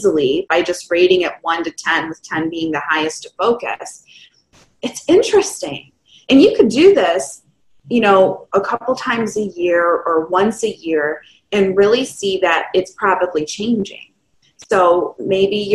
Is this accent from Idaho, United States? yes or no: no; Michigan, United States; I'm from Michigan, and so there's a part of the year that is extremely inside